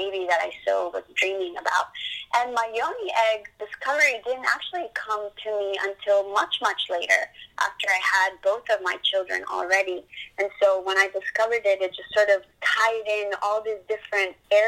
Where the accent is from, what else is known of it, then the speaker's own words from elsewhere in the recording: Colombia; now in Boca Raton, United States; I'm from Colombia